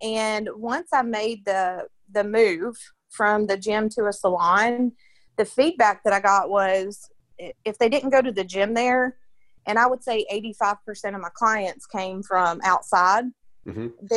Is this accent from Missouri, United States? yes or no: no; Nashville, Tennessee, United States; I'm born and raised in Nashville, Tennessee.